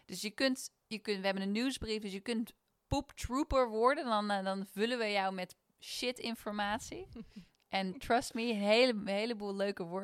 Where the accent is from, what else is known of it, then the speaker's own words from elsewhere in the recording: Netherlands; En we zijn Nederlanders, hè?